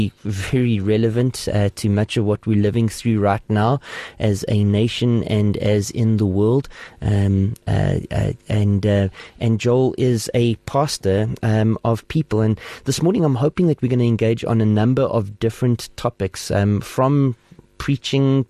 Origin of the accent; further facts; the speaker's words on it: Port Elizabeth, Eastern Cape, South Africa; now in Gauteng, South Africa; I'm originally from the Eastern Cape, from Port Elizabeth now